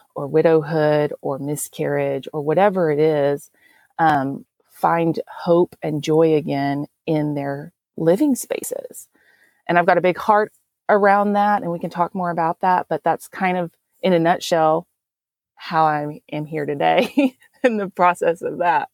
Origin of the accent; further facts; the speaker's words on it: Texas, United States; accent: Texan; I'm from Texas. Um, definitely, I wasn't actually born here, but I was raised here.